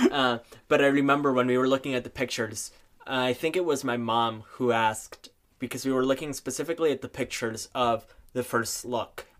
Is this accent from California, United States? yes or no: no; Neenah, Wisconsin, United States; also born or lived in San Jose, Costa Rica; now in Duluth, United States; I am originally from San Jose, Costa Rica, and then when I was around five years old, My dad w-, was offered a job in the bustling metropolis of Neenah, Wisconsin